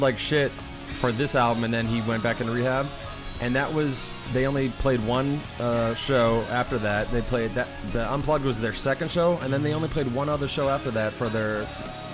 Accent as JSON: {"language": "English", "town": "Boston", "region": "Massachusetts", "country": "United States", "moved": "yes", "said": "I'm from Boston"}